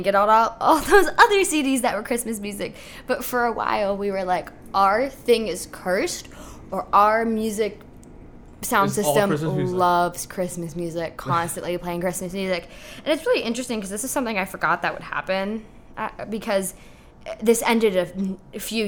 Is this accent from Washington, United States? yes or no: yes; Kirkland, Washington, United States; moved away as an adult; now in Chicago, United States; I'm originally from Seattle, Washington, a suburb of Seattle, Kirkland, Washington